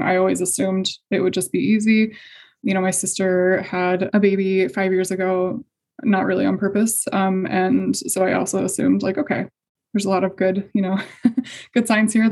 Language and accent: English; Indiana, United States; I'm from Indiana. So I grew up in a pretty conservative